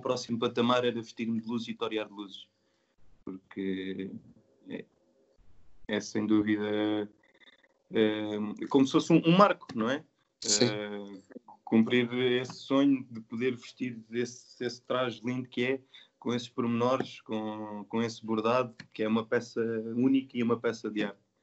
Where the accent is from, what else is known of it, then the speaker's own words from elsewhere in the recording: Santarém, Santarém District, Portugal; nasci e sou de Santarém